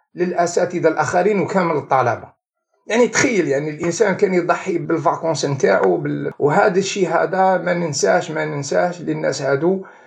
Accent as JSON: {"language": "Arabic", "town": "Algiers", "region": "Algiers Province", "country": "Algeria", "tie": "born or raised there", "also_born_or_lived": "Belouizdad, Algiers / Dely Ibrahim", "said": "أنا كبرت في حلب نعكنون، بعدين انتقلت إلى دار إبراهيم"}